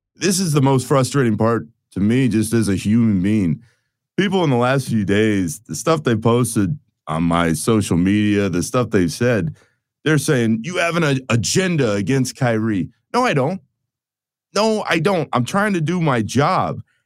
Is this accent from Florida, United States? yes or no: yes; Orlando, Florida, United States; I grew up in Orlando